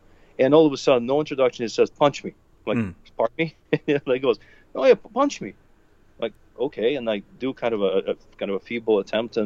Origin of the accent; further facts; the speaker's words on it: Russia; moved away as an adult; now in Chicago, United States; I grew up in Russia. I was born, grew up, studied, went to college